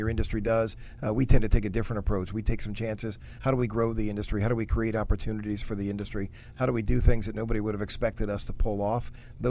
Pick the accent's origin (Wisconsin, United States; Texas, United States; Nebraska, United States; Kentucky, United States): Wisconsin, United States; Port Washington; now in Washington, United States; I grew up in a town called Port Washington, Wisconsin, which is just north of Milwaukee.